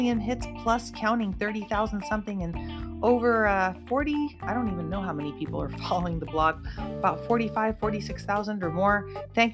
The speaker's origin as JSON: {"language": "English", "town": "Santa Cruz", "region": "California", "country": "United States", "tie": "born or raised there", "moved": "yes", "lives_now": "Southern California, United States", "said": "my hometown, Santa Cruz of Northern California"}